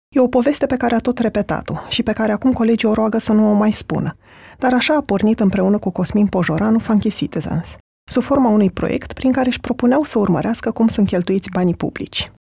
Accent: Adjud, Vrancea County, Romania; moved away; eu sunt din Adjut

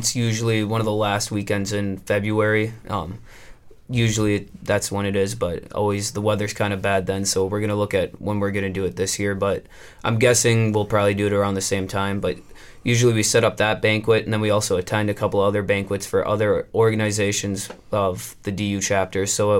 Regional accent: Wrightstown, Wisconsin, United States; I'm from by Green Bay. It's a little town called Wrightstown. So it's located right between Green Bay and Appleton.

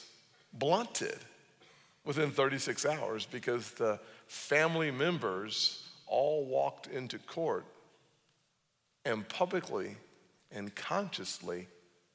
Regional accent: Charleston, South Carolina, United States; born and raised in South Carolina and in Charleston

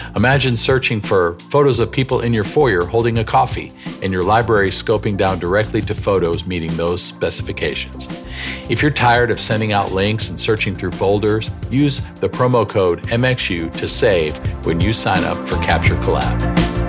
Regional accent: Western New York State, United States; I grew up in Western New York State

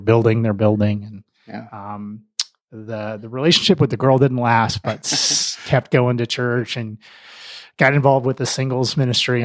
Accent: Mississippi, United States; moved away as an adult; also born or lived in Middle Tennessee / Atlanta, Georgia; now in Denver, United States; I grew up in the South, which um, the long version of that, I was born in Middle Tennessee, just west of Nashville, a really tiny town, uh, and then moved to Mississippi when I was in uh, elementary school

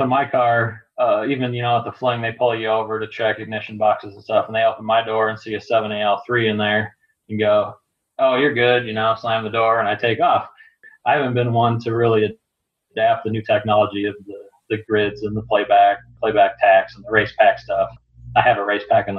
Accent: Minnesota, United States; Growing up in Minnesota

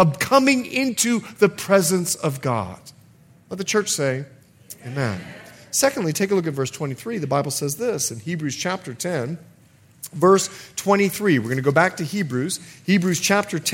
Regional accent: Bahamas; moved away; I'm from the Bahamas

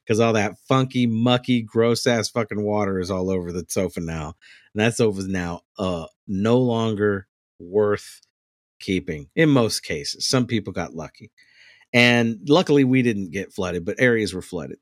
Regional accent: New Orleans, Louisiana, United States; I'm from New Orleans

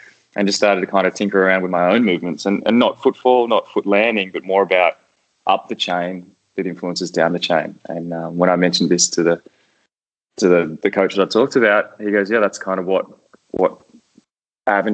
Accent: Canberra, Australian Capital Territory, Australia; moved away as an adult; also born or lived in Spain / Netherlands; I grew up in Canberra, so my whole family played

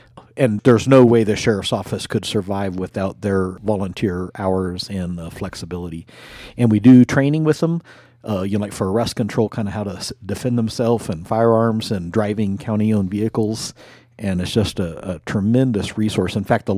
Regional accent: Colorado Springs, Colorado, United States; also born or lived in Germany / Washington, D.C. / Omaha / Oklahoma City; Well, I was born in Germany. My dad was in the Air Force, and we moved to Washington, D.C., and then Colorado Springs is kind of where I grew up.

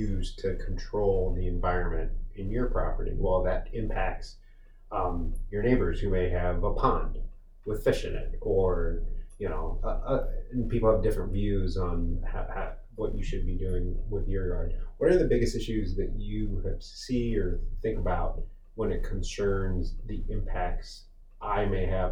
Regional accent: Las Vegas, Nevada, United States; moved away as an adult; now in Montgomery County, United States; I'm from Las Vegas, Nevada

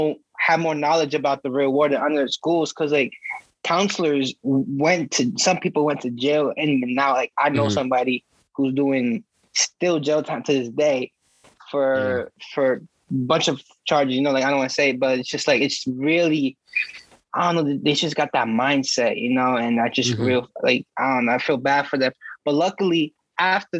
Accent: Stamford, Connecticut, United States; I was born and raised in Stanford

